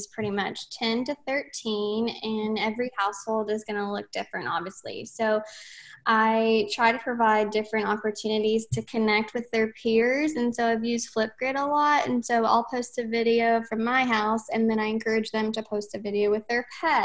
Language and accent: English; Tennessee, United States; I am from Tennessee.